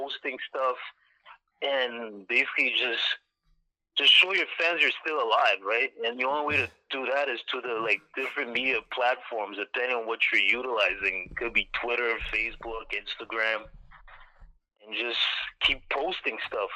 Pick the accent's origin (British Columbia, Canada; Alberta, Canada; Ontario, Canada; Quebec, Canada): Ontario, Canada; Ottawa; I'm from Canada, from Ottawa to be exact, like not too far from Toronto